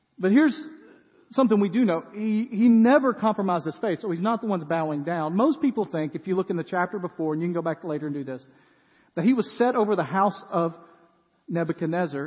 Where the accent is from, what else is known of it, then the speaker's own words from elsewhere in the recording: West Tennessee, United States; now in Middle Tennessee, United States; I grew up in West Tennessee, and it is flat